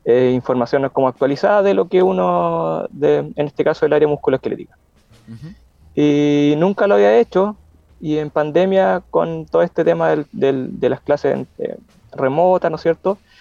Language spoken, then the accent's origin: Spanish; Concepción, Biobío, Chile; Yo soy de Conce